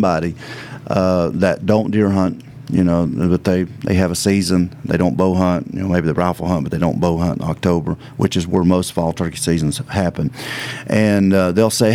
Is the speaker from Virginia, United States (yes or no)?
yes; Virginia, United States; moved away as an adult; also born or lived in Missouri; I just moved back home because I'm originally from Virginia, and I just moved back. I was in Missouri for 10 years